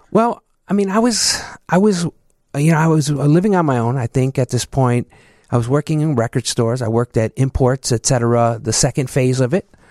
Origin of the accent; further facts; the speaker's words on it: Chicago, Illinois, United States; also born or lived in Southwest side, Chicago; I'm originally from the southeast side, uh, South Chicago.